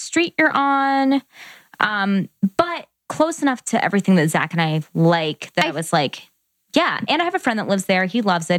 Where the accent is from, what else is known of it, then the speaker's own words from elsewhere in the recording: Columbus, Ohio, United States; We're from Columbus.